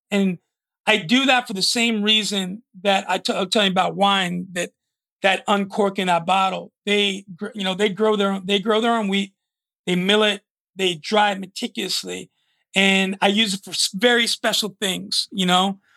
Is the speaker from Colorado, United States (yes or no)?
no; New York, United States; moved away; also born or lived in Phoenix, Arizona; growing up in New York